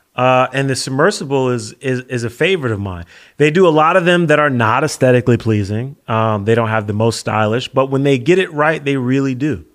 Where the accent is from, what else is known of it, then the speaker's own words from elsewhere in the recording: United States; as an American